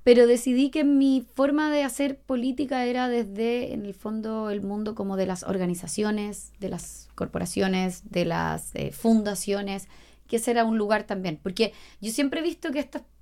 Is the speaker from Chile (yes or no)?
yes; La Serena, Coquimbo, Chile; yo soy de La Serena, bueno, en La Serena había otro y fue como, wow, existen muchas causas